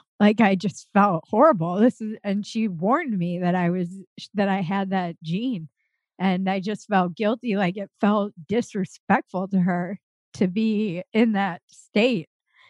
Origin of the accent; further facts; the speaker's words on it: New York City, New York, United States; born there; also born or lived in Connecticut / Minnesota; I was born in New York City and then moved every year and a half. We were in Connecticut. We were in Minnesota. We were kind of all over the United States. But my family's from Rhode Island.